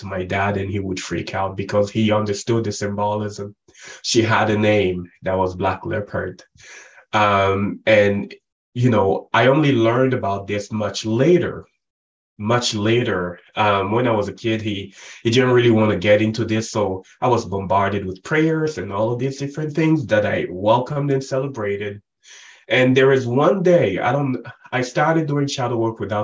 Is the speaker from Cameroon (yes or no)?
yes; Cameroon; I was born and raised in Africa, the central part of Africa. Cameroon is where I grew up